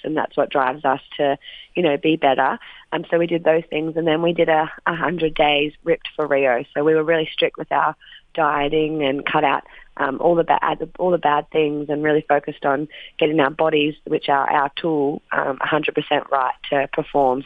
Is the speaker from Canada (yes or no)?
no; Wagga Wagga, New South Wales, Australia; moved away; my hometown Wagga